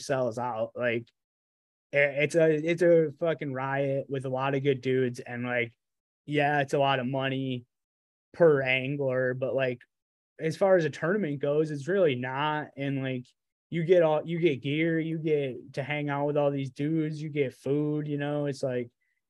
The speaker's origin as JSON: {"language": "English", "region": "New York", "country": "United States", "said": "I live as far away from you as New York City as you can get"}